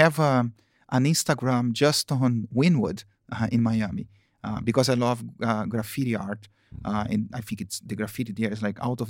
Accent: Campinas, São Paulo, Brazil; English is a second language; also born or lived in Rio de Janeiro, Brazil; I lived in Campinas, which is the countryside of São Paulo. In São Paulo, I was born in Rio.

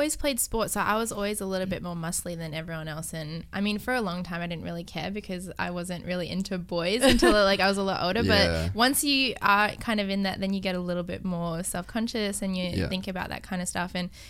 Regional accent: Thailand; born there; because my mum's side of the family are Thai, and I was born in Thailand, and all the women there are so thin and petite

